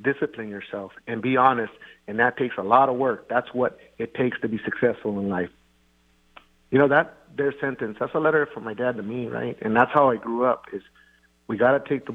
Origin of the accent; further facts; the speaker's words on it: Eastern Washington, United States; also born or lived in Preston, Idaho; raised in Eastern Washington as a farm worker